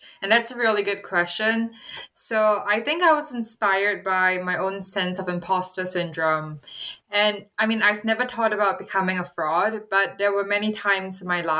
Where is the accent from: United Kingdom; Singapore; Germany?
Singapore; now in United States; when I moved from Singapore, which is a predominantly Chinese country, to come to California to attend Stanford University